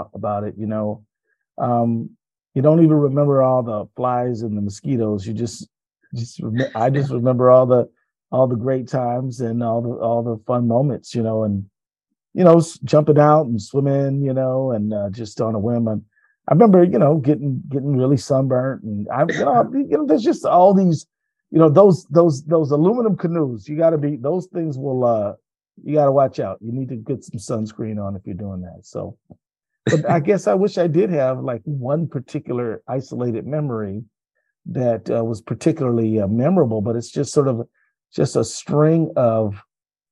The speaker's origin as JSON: {"language": "English", "region": "Minnesota", "country": "United States", "said": "I'm from Minnesota"}